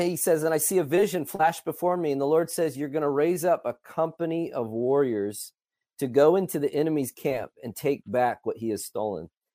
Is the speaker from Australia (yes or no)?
no; Illinois, United States; also born or lived in Colorado Springs; now in Dallas-Fort Worth, United States; I am originally from Illinois